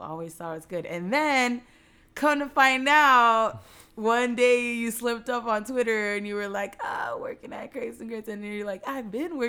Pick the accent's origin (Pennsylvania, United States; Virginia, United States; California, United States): California, United States; Whittier; we're from the same, we're both from Whittier.